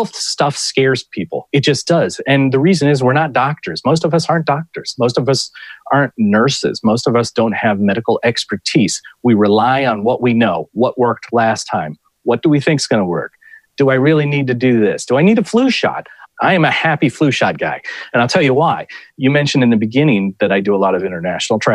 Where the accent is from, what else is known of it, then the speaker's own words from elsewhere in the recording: Ohio, United States; In my own home state of Ohio